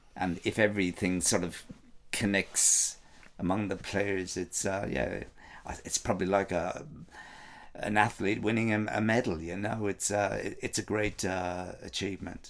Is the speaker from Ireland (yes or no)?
yes; Ireland; I'm from Ireland